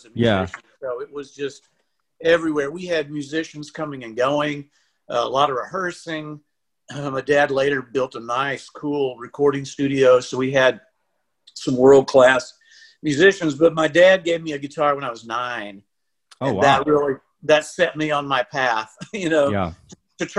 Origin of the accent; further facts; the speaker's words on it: Lampasas, Texas, United States; moved away as an adult; also born or lived in Taylor, Texas / Austin, Texas; now in Nashville, United States; I grew up in Lampasas. And actually, I was born in Taylor, which, you know, just down the road